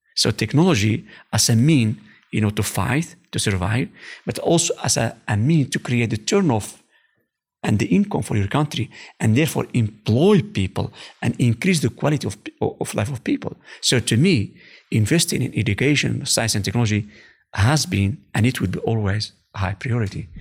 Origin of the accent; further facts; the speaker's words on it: Morocco; English is a second language; moved away as an adult; also born or lived in Oujda, Morocco / California; now in Netherlands; we are, uh, we are from Rive.